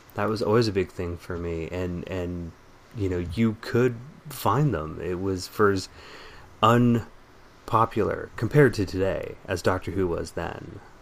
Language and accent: English; San Jose, California, United States; me and my brother recounting what it was like growing up in the Bay Area in the 80s and 90s